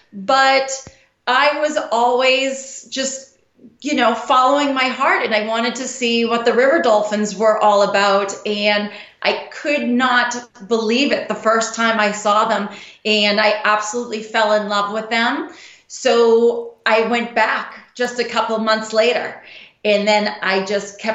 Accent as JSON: {"language": "English", "town": "Boston", "region": "Massachusetts", "country": "United States", "tie": "born or raised there", "said": "I'm originally from Boston. I was born and raised in Boston."}